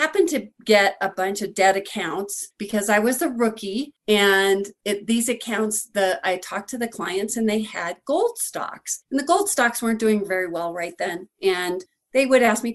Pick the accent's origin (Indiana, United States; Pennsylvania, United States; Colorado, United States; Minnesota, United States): Colorado, United States; Denver; I grew up in Denver, Colorado, and I was in a kind of a middle class family